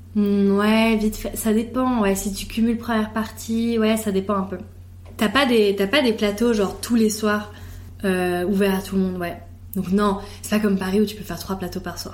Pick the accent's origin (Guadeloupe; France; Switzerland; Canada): Switzerland; also born or lived in Italy (ancestry) / Geneva; je suis suisse